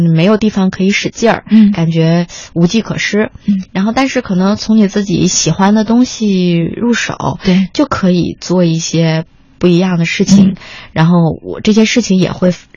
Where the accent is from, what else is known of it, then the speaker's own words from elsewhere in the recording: Beijing, China; 我是一个北京人啊